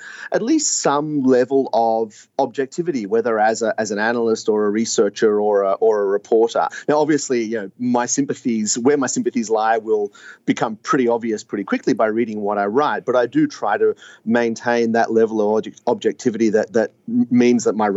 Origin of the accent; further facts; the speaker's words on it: Melbourne, Victoria, Australia; moved away as an adult; now in Hong Kong; I'm from Melbourne originally and grew up and went to school in Melbourne and to Melbourne University